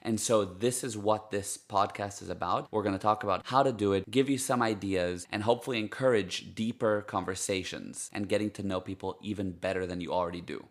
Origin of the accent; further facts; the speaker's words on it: United States; first language Hebrew; English is a second language; moved away as an adult; now in Cape Town, South Africa; I grew up in the States, and my parents are Israeli, so Hebrew is my first language